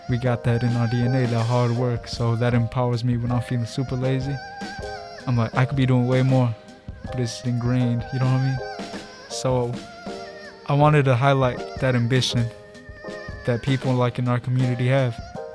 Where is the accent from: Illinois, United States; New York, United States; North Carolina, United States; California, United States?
Illinois, United States; Chicago; I'm 19. My pronouns are he, him. And I'm from Chicago.